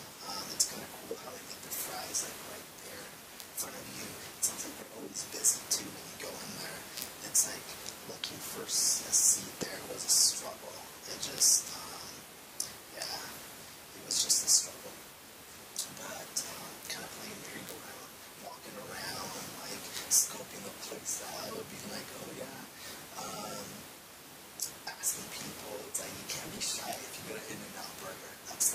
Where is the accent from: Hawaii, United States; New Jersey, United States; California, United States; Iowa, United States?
California, United States; moved away; also born or lived in Salt Lake City, Utah; I'm originally from California